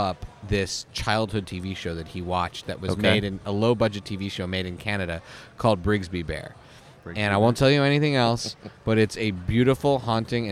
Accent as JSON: {"language": "English", "region": "Northeast", "country": "United States", "said": "I'm a Jew from the Northeast"}